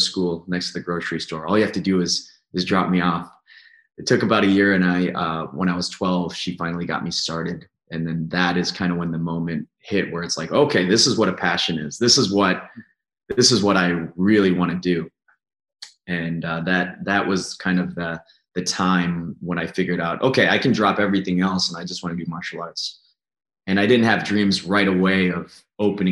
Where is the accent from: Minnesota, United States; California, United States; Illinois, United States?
Minnesota, United States; Woodbury; now in Waunakee, United States; I grew up in Woodbury, Minnesota, which is a suburb of St. Paul